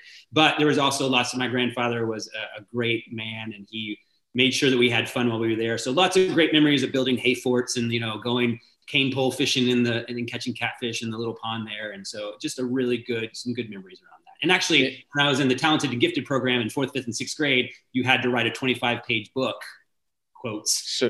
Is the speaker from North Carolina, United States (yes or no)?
no; Dallas, Texas, United States; That'd be Dallas, Texas. Good old Dallas. Inner city, mostly, but Dallas is where I hail from.